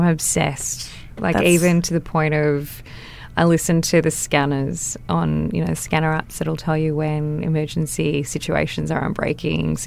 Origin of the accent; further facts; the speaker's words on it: Wollongong, New South Wales, Australia; also born or lived in Sunshine Coast, Queensland; I grew up in Wollongong